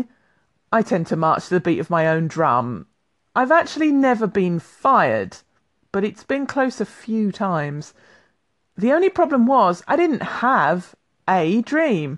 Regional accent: London, United Kingdom; now in Highlands, United Kingdom; I'm a Londoner by birth, living in the Highlands of Scotland

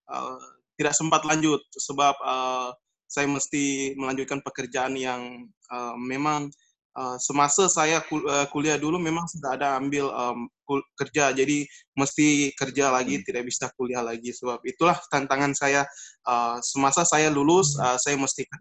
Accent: North Kalimantan, Indonesia; saya rasa macam itu perkenalan dari saya. Uh, orang Kalimantan Utara. Uh, saya juga dari Kalimantan Utara, jadi teman-teman dari Kalimantan Utara, salam buat kalian semua yang lagi berjuang di Cina

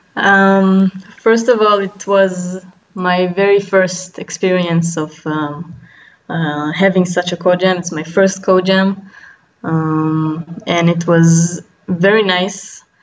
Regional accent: Israel; from Israel

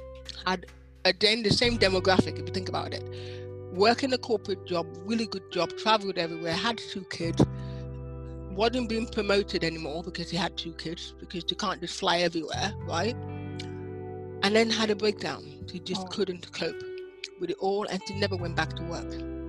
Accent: Nigeria; moved away as an adult; now in United Kingdom; I'm Nigerian by birth, but I'm also British now

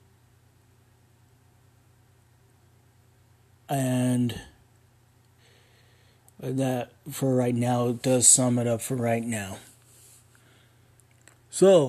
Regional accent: Ogden, Utah, United States; also born or lived in Spartanburg, South Carolina; grew up. In Ogden, Utah

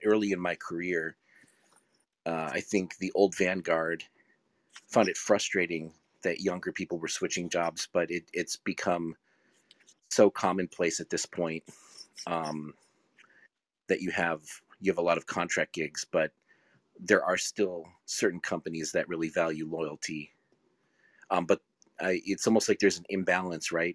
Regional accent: Rochester, New York, United States; in my hometown, Kodak and Xerox actually were founded there

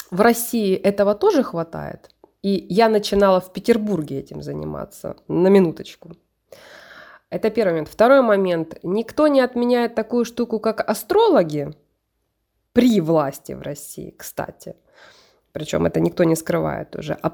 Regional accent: Poltava, Poltava Oblast, Ukraine; Но я родилась в Полтаве. На данном этапе это Украина. Я украинка.

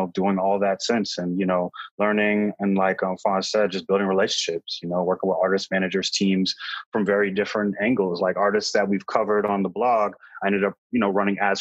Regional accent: Boston, Massachusetts, United States; I'm from Boston

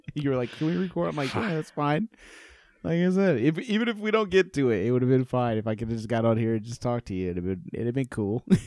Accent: Indiana, United States; moved away; also born or lived in North Carolina / Arizona; I'm from Indiana, lived in North Carolina, lived in Arizona

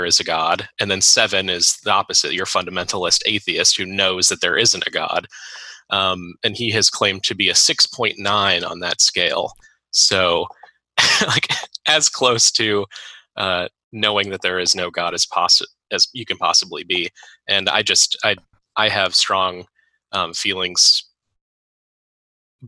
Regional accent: Gary, Indiana, United States; Gary, Indiana. Where I was raised

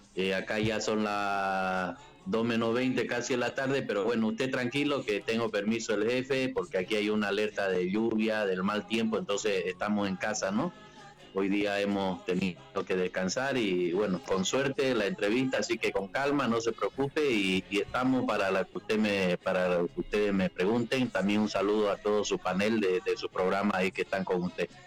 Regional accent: Santa Cruz, Bolivia; moved away as an adult; en mi país yo soy boliviano, orgulloso de ser boliviano, eh, cruceño

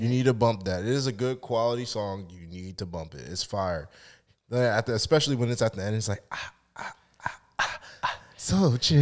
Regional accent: United States; I feel like I was born in America

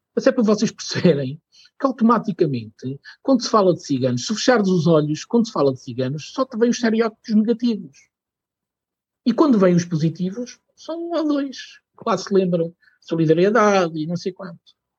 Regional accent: Portugal; eu sou português, tenho muito orgulho de eu ser

